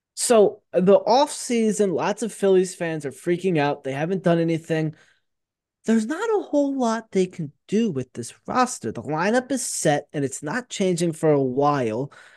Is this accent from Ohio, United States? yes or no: no; Philadelphia, Pennsylvania, United States; I grew up right outside of Philadelphia